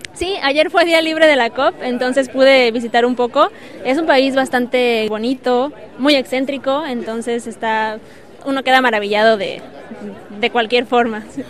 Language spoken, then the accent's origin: Spanish; Oaxaca, Mexico; soy mexicana eh, del estado de Oaxaca